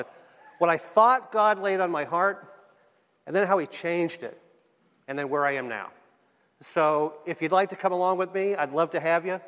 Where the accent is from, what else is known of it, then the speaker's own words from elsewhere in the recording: Boston, Massachusetts, United States; accent: Boston; moved away; also born or lived in San Diego; I am from Boston, B-A-H-S-T-A-N